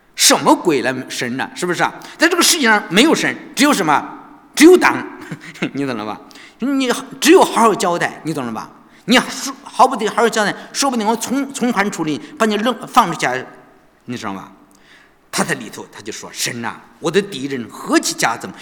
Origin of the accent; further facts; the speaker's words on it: China; 我们中国人好像都知道，